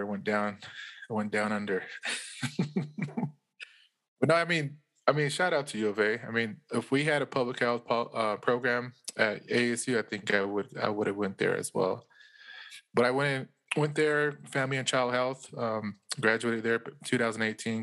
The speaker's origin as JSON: {"language": "English", "town": "Winslow", "region": "Arizona", "country": "United States", "tie": "born or raised there", "also_born_or_lived": "Chinle, Arizona", "said": "I'm calling out of Winslow, born and raised here"}